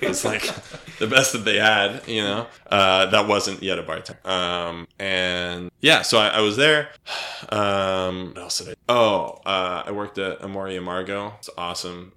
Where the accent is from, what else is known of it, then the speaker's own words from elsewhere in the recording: suburban New Jersey, United States; moved away as an adult; also born or lived in Michigan / New York; I was born in Michigan. Uh, I grew up in suburban New Jersey um, and went to school in New York uh, when I was 18 and lived there for 10 years